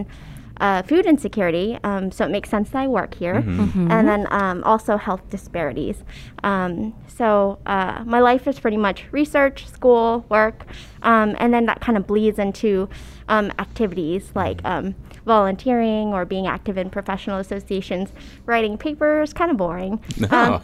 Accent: Florida, United States; first language Cantonese; English is a second language; I was born and raised in Florida

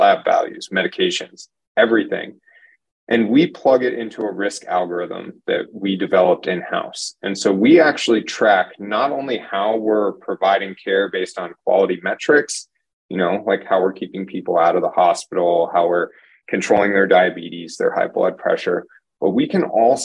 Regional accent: Phoenix, Arizona, United States; I'm from the Phoenix area, lived here all my life, ended up moving away for school.

